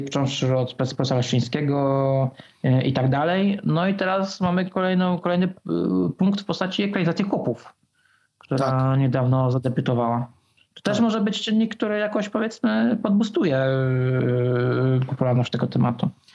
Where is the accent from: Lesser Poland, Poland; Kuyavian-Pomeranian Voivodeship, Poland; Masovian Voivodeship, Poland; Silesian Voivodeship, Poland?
Kuyavian-Pomeranian Voivodeship, Poland; Bydgoszcz area; pochodzę z, pochodzę z okolic Bydgoszczy